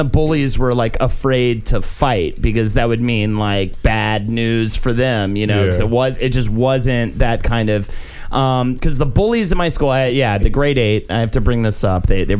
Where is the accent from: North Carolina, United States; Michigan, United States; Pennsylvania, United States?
North Carolina, United States; Charlotte; my hometown of Charlotte, North Carolina